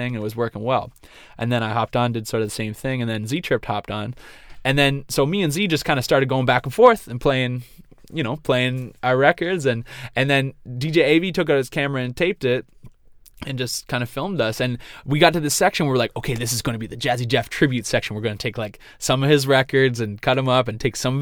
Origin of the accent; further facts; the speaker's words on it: Nova Scotia, Canada; I'm from Nova Scotia